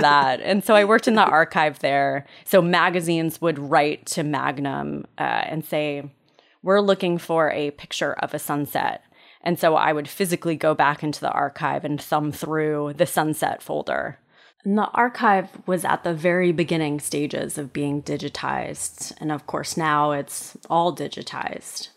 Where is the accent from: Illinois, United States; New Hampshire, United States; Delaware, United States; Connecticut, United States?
Connecticut, United States; the landscape where I grew up in Connecticut